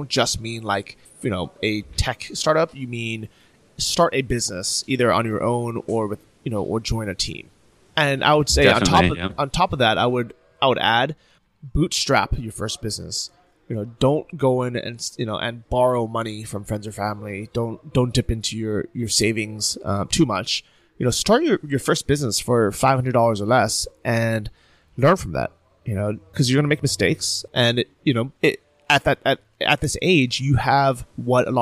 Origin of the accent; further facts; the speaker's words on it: San Francisco, California, United States; moved away as an adult; also born or lived in Irvine, California / Berlin, Germany; I moved from San Francisco down to Orange County